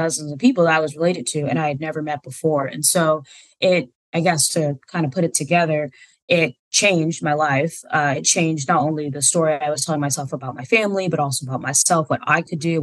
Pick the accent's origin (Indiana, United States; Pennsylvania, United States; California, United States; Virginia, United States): Virginia, United States; Alexandria; moved away as an adult; also born or lived in Fairfax, Virginia / Springfield, Virginia / Washington, D.C. / Southern Maryland; now in Seattle, United States; I was born in Fairfax, Virginia, and then raised in Springfield. And eventually most of my life, I lived in Alexandria, Virginia